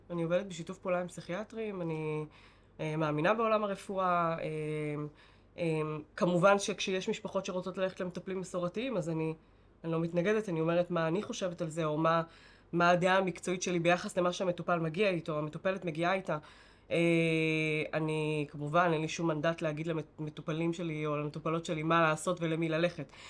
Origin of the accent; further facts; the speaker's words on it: Bat Yam, Tel Aviv District, Israel; השכונה שבה גדלנו, ו- וגדלתי בבת ים